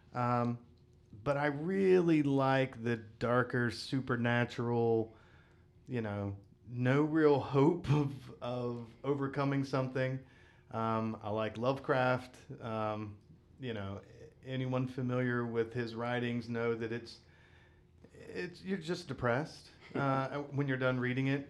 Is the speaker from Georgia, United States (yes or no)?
no; West Virginia, United States; I grew up in West Virginia.